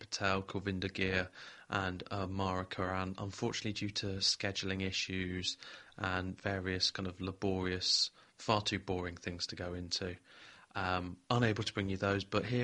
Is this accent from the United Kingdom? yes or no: yes; Leicester, East Midlands, United Kingdom; My hometown crowd in Leicester